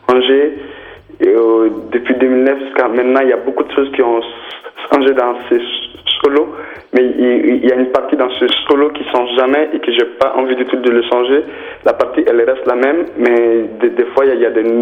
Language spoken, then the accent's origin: French; Mali; moved away as an adult; also born or lived in France; j'ai commencé le travail à Bamako parce que je viens du Mali.